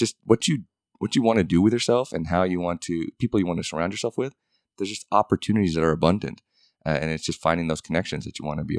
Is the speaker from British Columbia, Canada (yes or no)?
yes; Vancouver, British Columbia, Canada; And then I grew up in Vancouver, Canada, and now an American citizen.